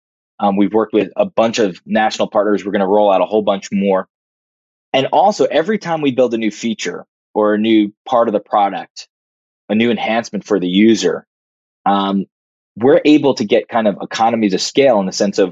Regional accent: New Jersey, United States; also born or lived in Greenpoint, Brooklyn, New York; He moved us out to Jersey

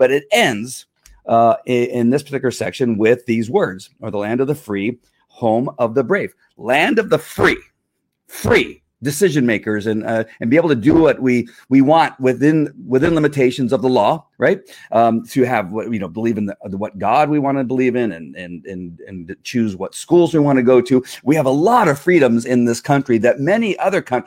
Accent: United States; as an American

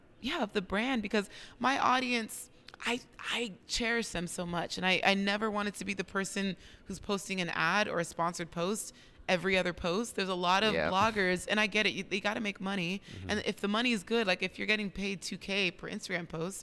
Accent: United States; realizing that I'm not a Black Brazilian, but that I'm an American.

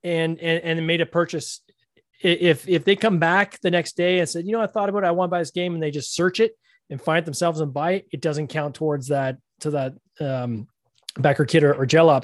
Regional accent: Canada; We're both Canadian

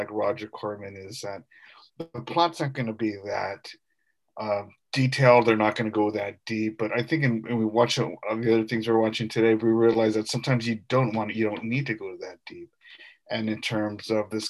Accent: San Jose, California, United States; also born or lived in Campbell; From the east side of San Jose

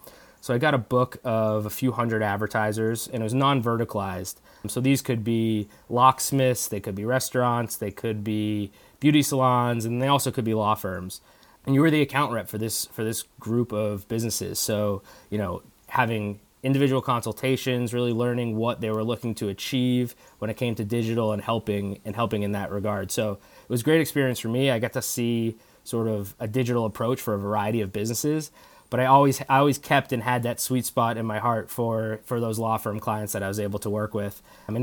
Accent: East Coast, United States; Growing up on the East Coast, I always had my eyes to get back to an East Coast office.

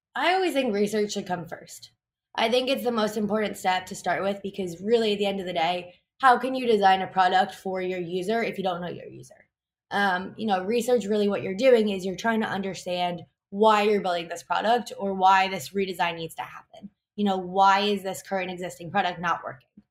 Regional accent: New York City, New York, United States; I'm born and raised in New York City

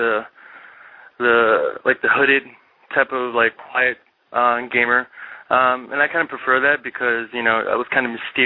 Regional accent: New York, United States; I'm from New York

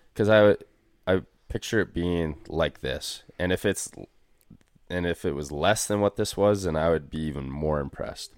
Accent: Canada; we didn't have any distinct Canadian accents by any means and didn't tell people we're Canadian

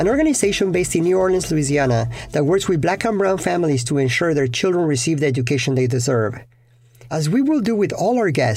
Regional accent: Mexico; English is a second language; moved away as an adult; now in Phoenix, United States; I'm originally from Mexico, from where I immigrated as an adult in the early 2000s.

